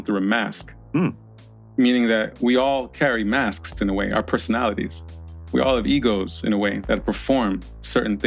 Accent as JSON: {"language": "English", "region": "New York", "country": "United States", "tie": "born or raised there", "said": "born and raised in New York, child of Haitian immigrants"}